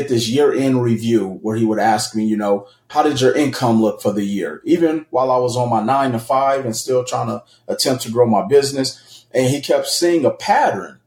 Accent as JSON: {"language": "English", "town": "Milwaukee", "region": "Wisconsin", "country": "United States", "moved": "as an adult", "lives_now": "Las Vegas, United States", "said": "I'm originally from Milwaukee, Wisconsin, moved to Las Vegas, Nevada in 2005"}